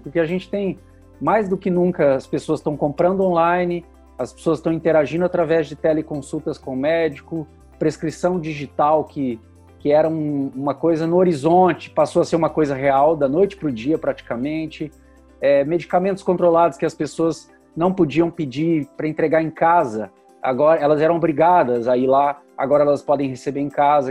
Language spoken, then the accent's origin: Portuguese; Curitiba, Paraná, Brazil; sou do Paraná, sou aqui de Curitiba.